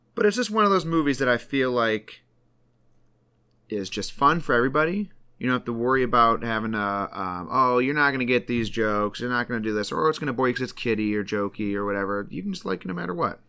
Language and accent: English; Michigan, United States; we're from Michigan